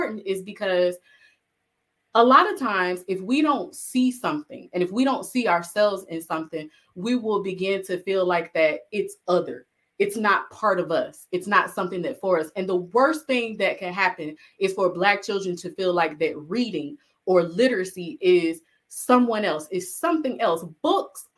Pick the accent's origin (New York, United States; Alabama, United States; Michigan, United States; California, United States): Alabama, United States; I'm originally from Alabama